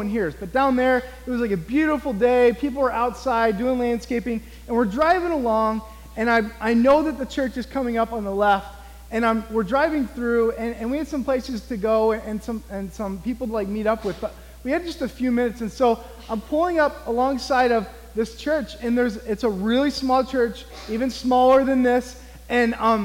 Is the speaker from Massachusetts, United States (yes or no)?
no; near St. Louis, southern Illinois, United States; moved away; my hometown in southern Illinois, near St. Louis, Missouri